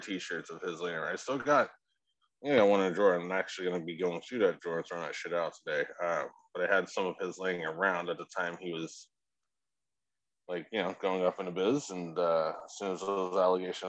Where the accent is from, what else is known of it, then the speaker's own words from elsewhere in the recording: England, United Kingdom; moved away; I'm originally from England, so we had a lot of horse racing and boxing over there